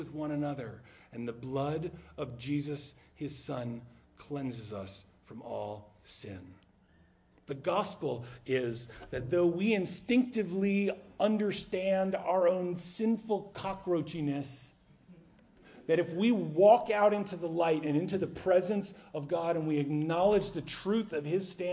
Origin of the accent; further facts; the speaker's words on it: New Jersey, United States; moved away; also born or lived in South Carolina; We're from New Jersey